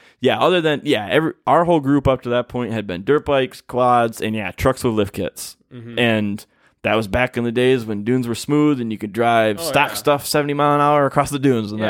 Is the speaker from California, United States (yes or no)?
no; Michigan, United States; we're from Michigan, where we're like, rocks.